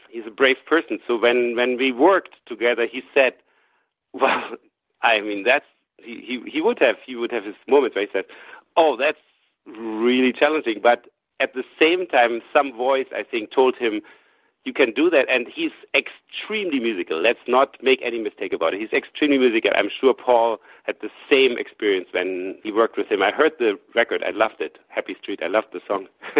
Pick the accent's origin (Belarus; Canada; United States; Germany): Germany; She was a student in Boston. I came from Germany, and we met.